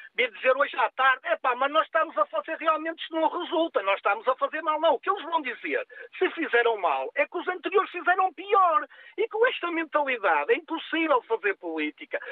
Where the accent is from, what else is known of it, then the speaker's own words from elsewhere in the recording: Portugal; Nós somos todos portugueses